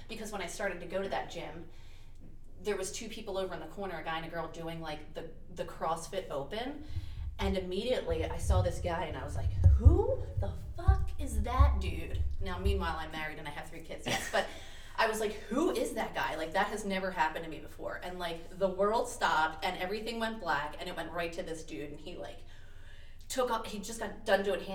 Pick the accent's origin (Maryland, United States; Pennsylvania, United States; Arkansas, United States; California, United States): Pennsylvania, United States; Philadelphia; also born or lived in Delaware County, Pennsylvania; I'm very proud to be from Delco. I'm actually from Southwest Philly originally